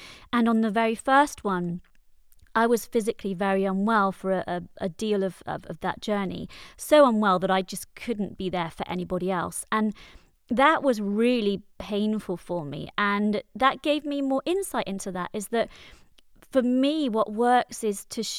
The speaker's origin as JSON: {"language": "English", "region": "Wales", "country": "United Kingdom", "said": "People often tell me I don't sound Welsh, even though I am from Wales, but I think it came out then."}